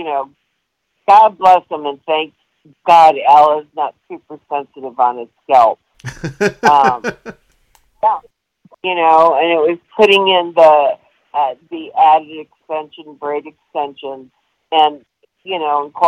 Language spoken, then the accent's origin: English; Detroit, Michigan, United States; I grew up in Detroit